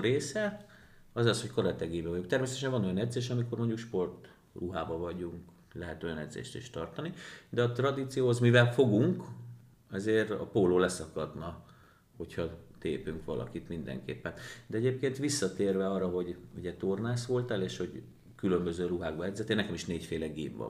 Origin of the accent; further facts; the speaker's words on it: Győr, Győr-Moson-Sopron, Hungary; én Győrszigetbe nőttem föl